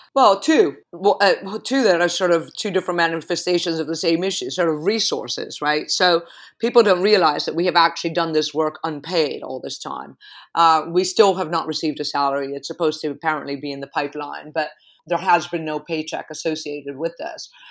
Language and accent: English; Caracas, Capital District, Venezuela; also born or lived in New York; now in London, United Kingdom; I was born in Caracas